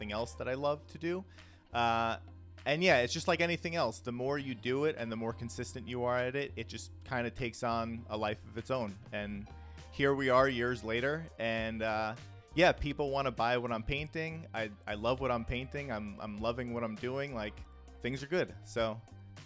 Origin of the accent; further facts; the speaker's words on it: New York City, New York, United States; I grew up in the Bronx in the 80s and 90s.